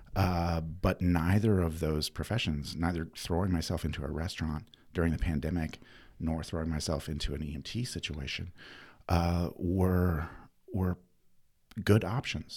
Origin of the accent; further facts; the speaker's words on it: Winston-Salem, North Carolina, United States; also born or lived in East Bend, North Carolina / New Mexico; I was born in Winston